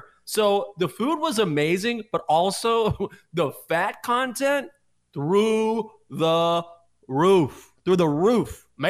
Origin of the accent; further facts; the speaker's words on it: Breckenridge, Texas, United States; That I grew up in Breckenridge, Texas, which is way out west Texas.